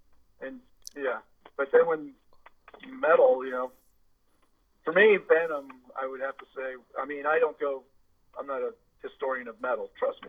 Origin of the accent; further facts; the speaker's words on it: Castro Valley, California, United States; we grew up in Castor Valley